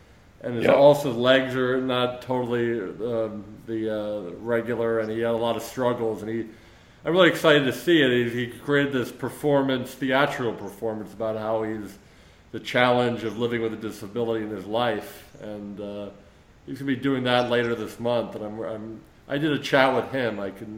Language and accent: English; Philadelphia, Pennsylvania, United States; moved away; I'm from Philadelphia originally.